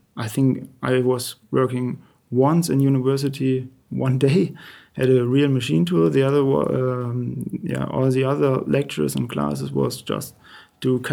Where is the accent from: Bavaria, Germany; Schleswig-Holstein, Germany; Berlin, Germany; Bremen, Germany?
Bremen, Germany; moved away as an adult; now in Eschenlohe, Germany; I was born in Bremen, and my grandpa worked